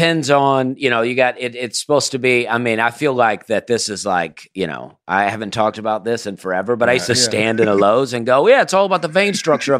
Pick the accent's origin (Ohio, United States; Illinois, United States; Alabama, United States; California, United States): Alabama, United States; moved away as an adult; also born or lived in South Carolina; I was born in Alabama.